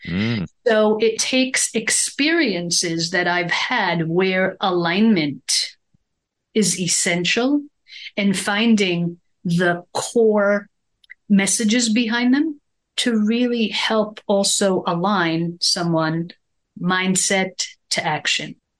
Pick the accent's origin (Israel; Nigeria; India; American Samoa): Israel; moved away; growing up in Israel, we're very ingrained in European culture